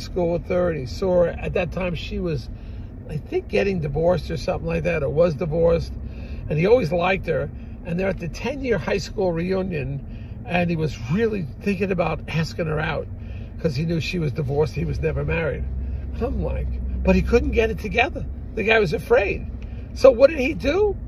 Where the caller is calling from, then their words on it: New Jersey, United States; we're calling you from New Jersey